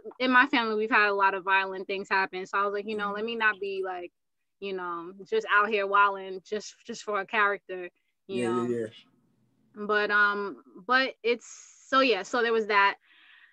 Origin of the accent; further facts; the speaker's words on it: Uganda; moved away; I'm from Uganda